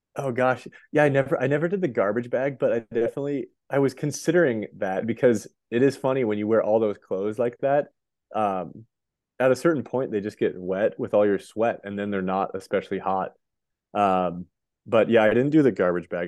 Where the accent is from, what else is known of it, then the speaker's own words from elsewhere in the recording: Montana, United States; also born or lived in Boulder, Colorado; I grew up in Montana, went to school in Boulder for those five years, and then I actually moved back to my hometown